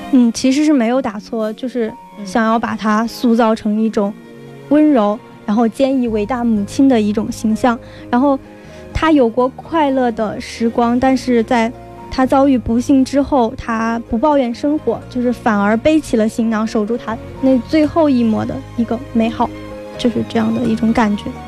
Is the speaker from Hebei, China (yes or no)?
yes; Tangshan, Hebei, China; moved away as an adult; now in Wuhan, China; 我是来自河北唐山的，但是现在在 武汉上大学的一个大学生